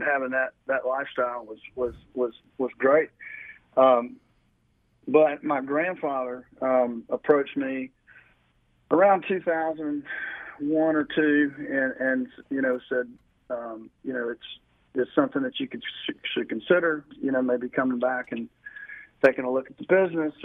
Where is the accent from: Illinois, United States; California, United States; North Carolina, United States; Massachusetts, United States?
North Carolina, United States; Burlington; moved away as an adult; also born or lived in Wilmington, North Carolina; So I grew up in Burlington and moved to Wilmington, Riceville Beach, out of high school.